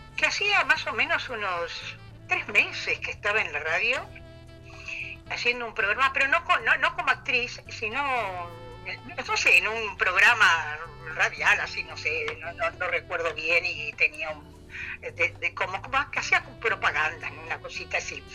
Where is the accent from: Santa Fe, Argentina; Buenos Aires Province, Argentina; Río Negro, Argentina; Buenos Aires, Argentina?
Santa Fe, Argentina; Rosario; somos rosarinas.